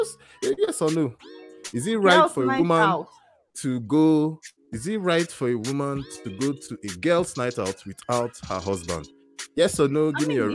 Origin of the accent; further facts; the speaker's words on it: Calgary, Alberta, Canada; from Calgary, Canada, and this is the Breakfast by BlueJeans show.